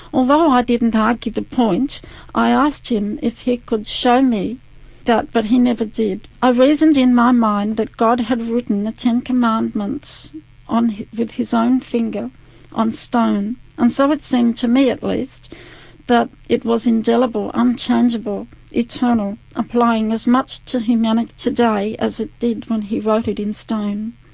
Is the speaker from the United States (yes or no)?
no; Adelaide, South Australia, Australia; also born or lived in Mount Gambier / Mount Barker; I was uh, born in Adelaide and uh, we lived for a little while in Mount Gambier and then we moved from Mount Gambier to Adelaide. I grew up in Adelaide.